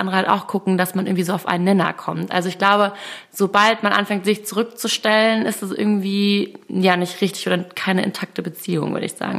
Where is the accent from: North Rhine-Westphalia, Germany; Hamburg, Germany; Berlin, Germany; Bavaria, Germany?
Hamburg, Germany; moved away as an adult; also born or lived in Munich; ich komme ja aus der Stadt und habe viele Kontakte